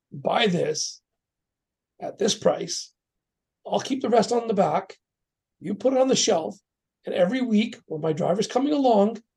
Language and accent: English; Canada; also born or lived in Surrey, British Columbia; I'm a Canadian-born Sikh.